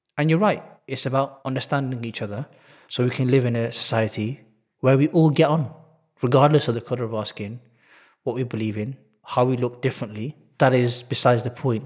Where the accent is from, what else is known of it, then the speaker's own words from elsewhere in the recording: Manchester, North West England, United Kingdom; I was born and bred in Manchester.